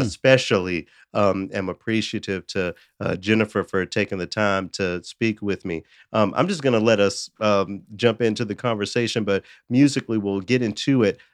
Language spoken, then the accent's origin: English; Memphis, Tennessee, United States; moved away as an adult; also born or lived in Knoxville, Tennessee / Los Angeles, California; now in Minnesota, United States; I grew up in Memphis